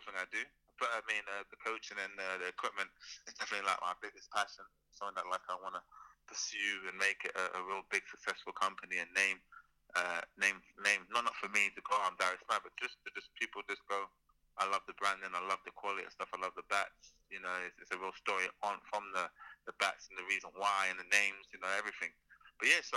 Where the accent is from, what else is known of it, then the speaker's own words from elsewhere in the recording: London, United Kingdom; I was down from London, I'm from Battersea